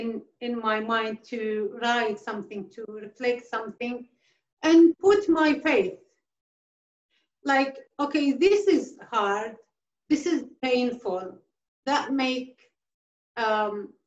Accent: a village near Mosul, Nineveh, Iraq; now in Australia; it was my village also, but now it belongs to Mosul as well

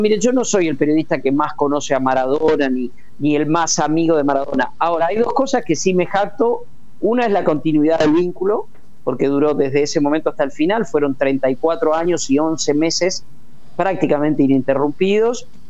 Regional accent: Puan, Buenos Aires Province, Argentina; moved away; mi pueblo, a Puana, 600 kilómetros de acá

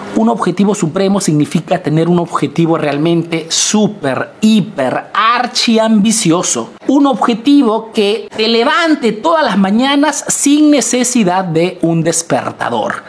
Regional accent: Peru; now in Italy

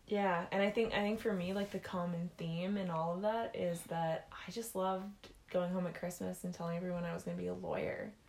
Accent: Penticton, British Columbia, Canada; now in Saskatchewan, Canada; a small town called Penticton, BC. But then I moved to Saskatchewan

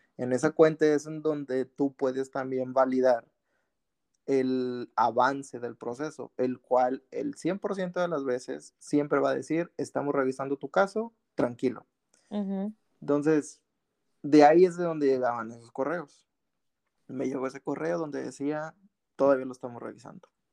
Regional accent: Mexico; moved away as an adult; now in Canada; somos los mexicanos

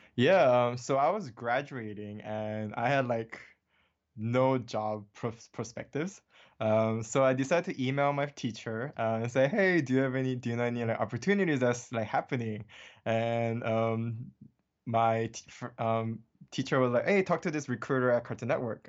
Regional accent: Hawaii, United States; English is a second language; moved away as an adult; also born or lived in Seoul, South Korea; now in Los Angeles, United States; born in Seoul, South Korea, and I was raised in Hawaii, um, since I was eight years old

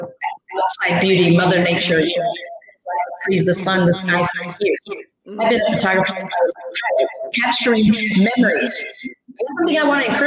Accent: Gary, Indiana, United States; also born or lived in Mexico; I was raised in Gary

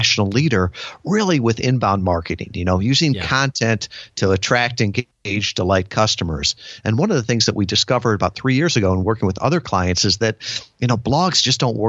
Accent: Midwest, United States; now in Kalamazoo, United States; growing up in the Midwest, you know, my world was small

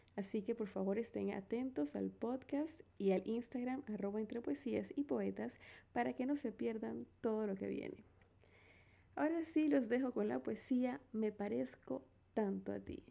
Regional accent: David, Chiriquí, Panama; Nací en David Chiriquí, República de Panamá, el 9 de julio de 1986.

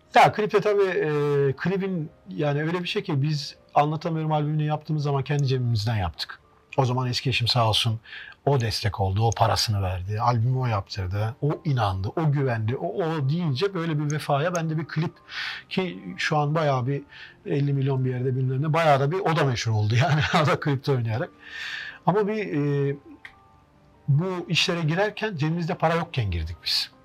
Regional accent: Trabzon, Turkey; now in Konya, Turkey; Trabzonlu olduğum için

